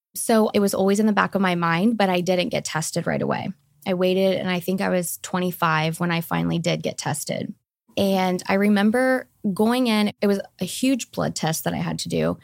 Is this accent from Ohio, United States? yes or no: yes; Fairfield, Ohio, United States; moved away as an adult; now in Scottsdale, United States; I grew up in Fairfield, Ohio